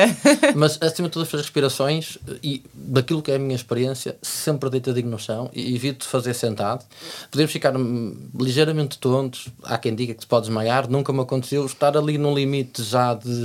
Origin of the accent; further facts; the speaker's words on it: Algarve, Portugal; eu sou do Algarve.